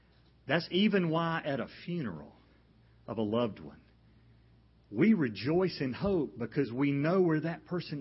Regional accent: Macon, Georgia, United States; I grew up in Macon, Georgia

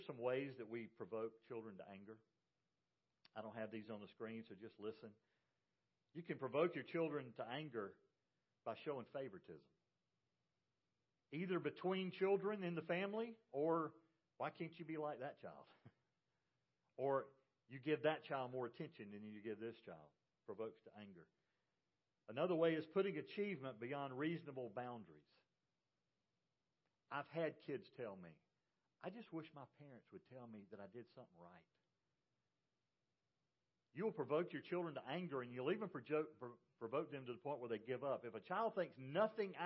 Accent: Macon, Georgia, United States; I was raised in Macon, Georgia.

